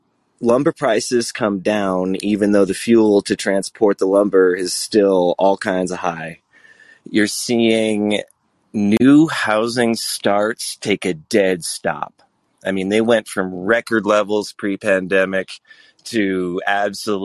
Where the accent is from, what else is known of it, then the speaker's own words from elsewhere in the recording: Vermont, United States; moved away; also born or lived in Colorado / California; I grew up and lived in most of these expensive places that you talked about. I'm from Vermont originally